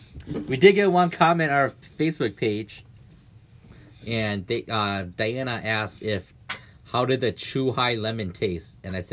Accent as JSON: {"language": "English", "region": "Wisconsin", "country": "United States", "said": "I'm from Wisconsin."}